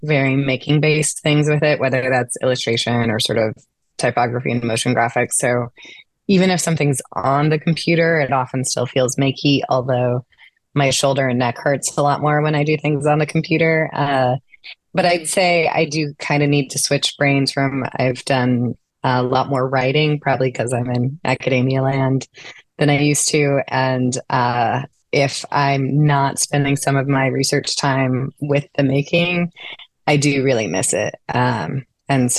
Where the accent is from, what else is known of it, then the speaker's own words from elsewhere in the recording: St. Louis, Missouri, United States; moved away as an adult; also born or lived in Kirkwood, Missouri; I was born and raised in St. Louis and later on sort of more specifically Kirkwood